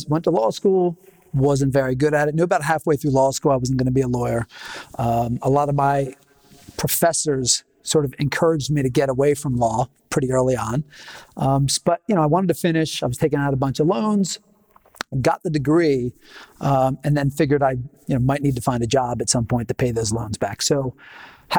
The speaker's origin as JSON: {"language": "English", "town": "Philadelphia", "region": "Pennsylvania", "country": "United States", "also_born_or_lived": "Los Angeles, California", "moved": "as an adult", "said": "I was from Philadelphia originally"}